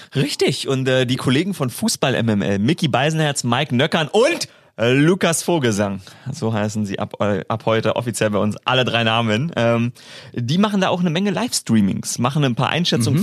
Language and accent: German; Germany; als Deutscher